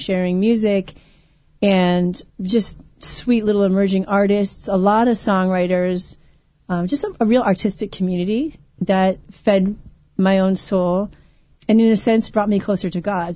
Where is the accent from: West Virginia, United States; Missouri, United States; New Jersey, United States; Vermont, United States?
Vermont, United States; moved away as an adult; also born or lived in Ohio; now in southern California, United States; my home state